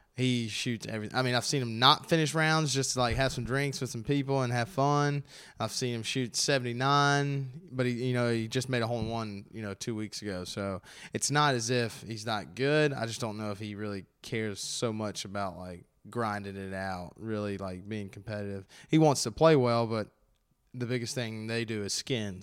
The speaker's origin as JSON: {"language": "English", "town": "Gastonia", "region": "North Carolina", "country": "United States", "tie": "born or raised there", "said": "they're my hometown"}